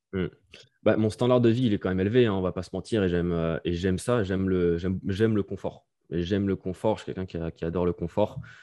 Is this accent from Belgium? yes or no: no; France; moved away as an adult; also born or lived in Bali; now in Norway; I'm French